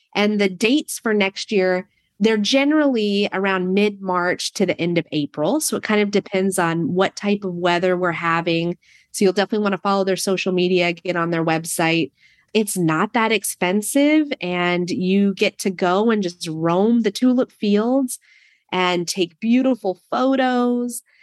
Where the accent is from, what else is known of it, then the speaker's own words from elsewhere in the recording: Prince of Wales Island, Southeast Alaska, United States; moved away as an adult; also born or lived in Fairbanks, Alaska / Corvallis, Oregon; now in Monmouth, United States; we're all from Southeast Alaska on an island called Prince of Wales Island